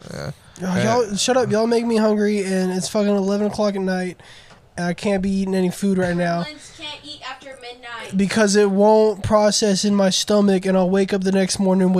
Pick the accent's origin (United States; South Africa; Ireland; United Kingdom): United States; the South; we're from the South